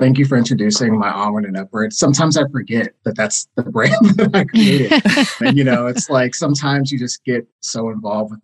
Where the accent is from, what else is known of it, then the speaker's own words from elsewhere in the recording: Knoxville, Tennessee, United States; I was born in Knoxville, Tennessee.